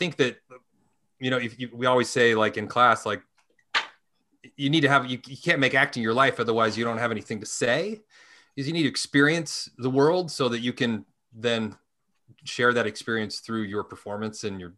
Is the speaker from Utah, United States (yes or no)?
yes; Salt Lake City, Utah, United States; moved away as an adult; now in Los Angeles, United States; I grew up in Utah.